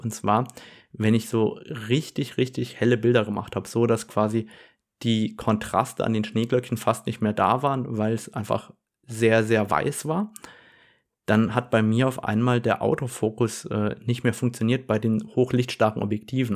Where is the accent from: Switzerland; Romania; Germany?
Germany; bei uns in Deutschland